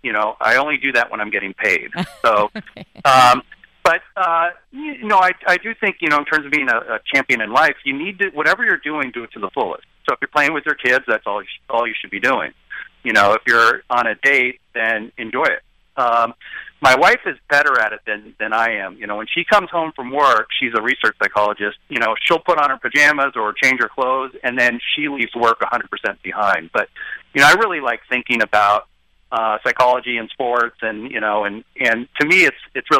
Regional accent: Portland, Oregon, United States; also born or lived in Chicago, Illinois; I was born in Chicago but raised in Portland, Oregon.

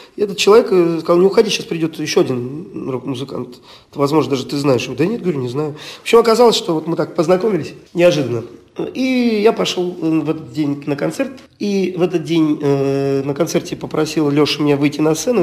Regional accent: Estonia; Мы родились в Эстонии, да, допустим, родственников в России нет

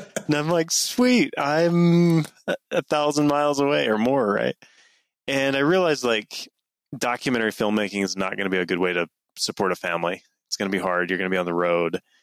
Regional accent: Mountain Green, Utah, United States; I grew up in northern Utah a little town called Mountain Green, uh, kind of up in the mountains, as the name suggests

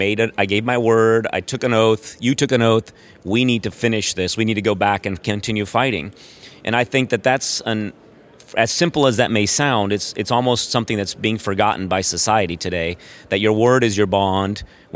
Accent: Brazil; I grew up I'm originally from Brazil, South America, and I went to an American high school in Brazil

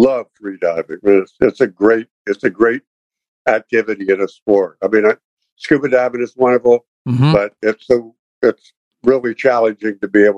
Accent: Cocoa, Florida, United States; moved away; I grew up in Florida and off Cocoa

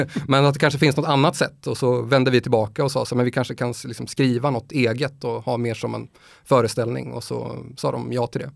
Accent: Motala, Östergötland, Sweden; moved away; also born or lived in Gothenburg / Stockholm; jag känner mig faktiskt hemma mest i Motala där jag kommer ifrån.

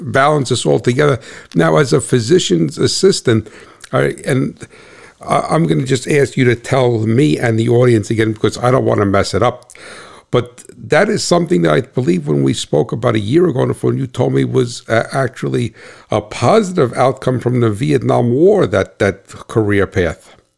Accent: New Jersey, United States; I'm from New Jersey

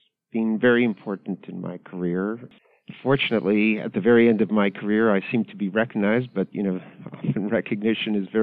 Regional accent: Canada; moved away as an adult; also born or lived in Ottawa, Canada; now in United States; I was born and raised in Canada. So Canada is a very bilingual country. I grew up in English Canada

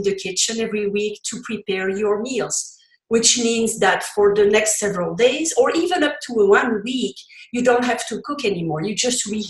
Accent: Belgium; first language French; English is a second language; now in Colorado, United States; you heard from my accent. English is not my first language. I come from Belgium and I speak French originally.

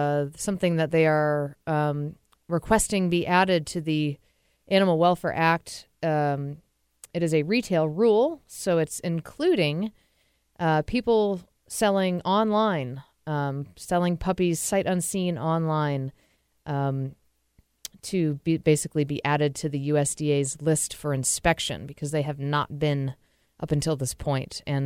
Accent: New England, United States; now in Seattle, United States; I'm from New England. It gets even hotter there

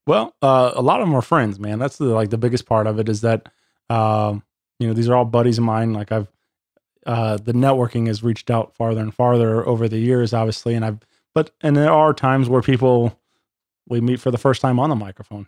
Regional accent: Wentzville, Missouri, United States; born and raised in Wentzville, Missouri

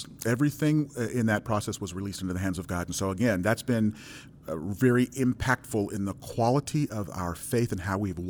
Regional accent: New York, United States; born there; So, I come from a Caribbean background. My parents are Jamaican. I was born in New York. I'm the only American born in my family.

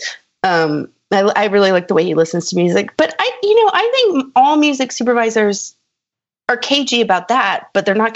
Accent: Austin, Texas, United States; moved away; that's my hometown.

